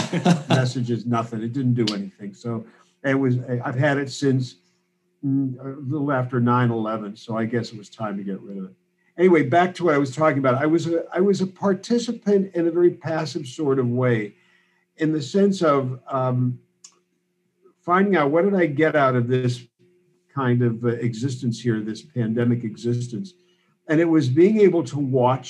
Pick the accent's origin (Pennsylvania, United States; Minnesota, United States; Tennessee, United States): Pennsylvania, United States; Pittsburgh; moved away as an adult; also born or lived in Chicago; now in Berkeley, United States; I'm Pittsburgh born and raised, and very, very close to where Brother J.D. was born and raised in Penn Hills